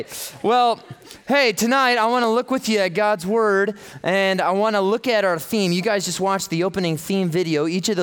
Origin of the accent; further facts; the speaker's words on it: Los Angeles, California, United States; I am from the Los Angeles area